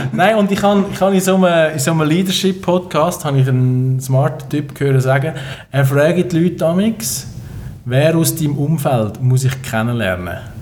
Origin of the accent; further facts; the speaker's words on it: Switzerland; als Schweizer